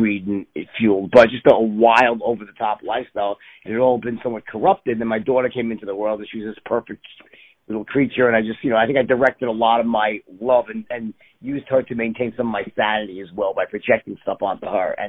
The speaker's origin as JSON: {"language": "English", "town": "New York City", "region": "New York", "country": "United States", "tie": "born or raised there", "said": "I was born in New York City"}